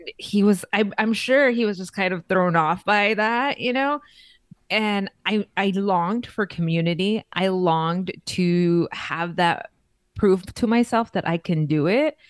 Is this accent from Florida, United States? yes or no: no; Los Angeles, California, United States; now in Las Vegas, United States; I am originally born and raised in East L A, Los Angeles, California